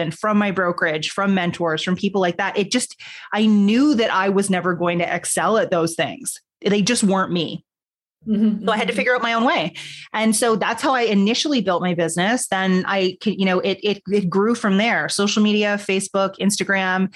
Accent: Toronto, Ontario, Canada; I'm Canadian, born in Toronto.

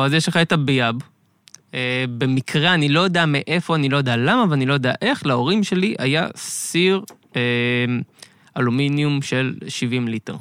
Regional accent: Beit Yitzhak, Central District, Israel; נולדתי, גדלתי במושב בית יצחק בשרון

